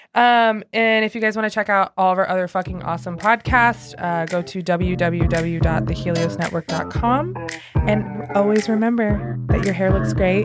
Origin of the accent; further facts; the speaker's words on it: Granite City, Illinois, United States; now in Nashville, United States; we're from Granite City